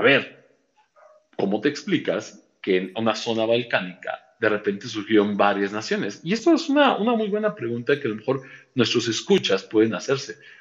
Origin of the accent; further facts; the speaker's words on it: Mexico; buenos mexicanos